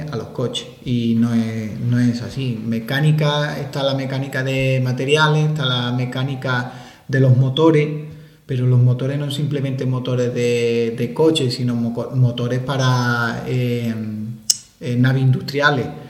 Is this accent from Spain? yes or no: yes; Málaga, Andalusia, Spain; moved away as an adult; also born or lived in Santiago de Compostela; siendo malagueño